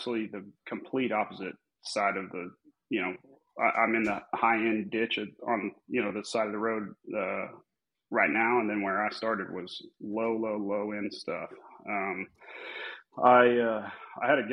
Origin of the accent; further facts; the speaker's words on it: Amarillo, Texas, United States; Born and raised, never left